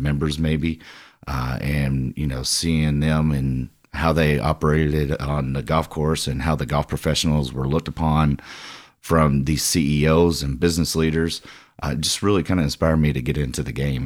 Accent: Louisville, Kentucky, United States; I'm a Louisville native, and, I mean, you know, again, uh, kinda grew up right here.

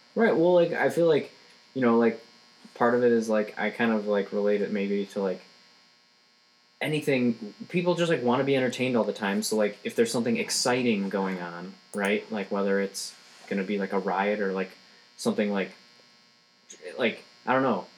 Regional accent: Rochester, Michigan, United States; Rochester, Michigan. Rochester. It's my hometown. It's like an hour north of Detroit

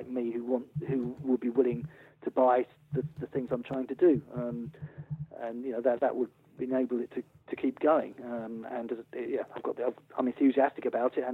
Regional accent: Wimbledon, London, United Kingdom; moved away; also born or lived in Sussex; I'm from Wimbledon

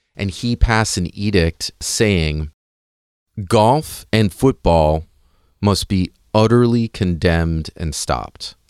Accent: United States; I'm an American

